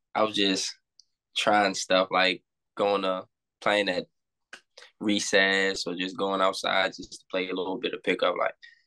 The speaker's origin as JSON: {"language": "English", "town": "Washington", "region": "District of Columbia", "country": "United States", "tie": "born or raised there", "said": "I'm from Washington, D.C. Grew up DMV area."}